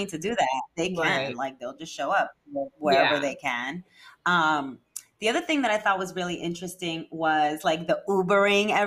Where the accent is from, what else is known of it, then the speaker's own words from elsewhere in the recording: New York City, New York, United States; as a kid growing up in New York City myself